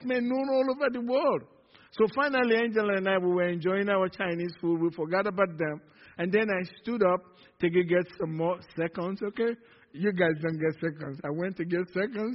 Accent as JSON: {"language": "English", "country": "Nigeria", "moved": "yes", "said": "From Nigeria"}